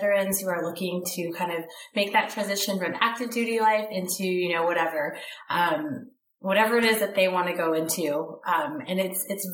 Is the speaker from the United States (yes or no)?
yes; Southern California, United States; I grew up in California, Southern California